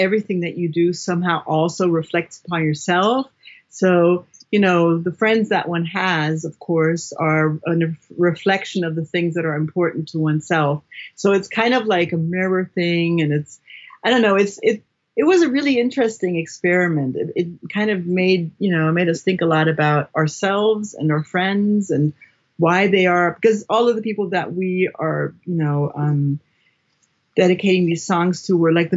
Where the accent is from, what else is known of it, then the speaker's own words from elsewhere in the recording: New York, United States; now in Berlin, Germany; I'm from New York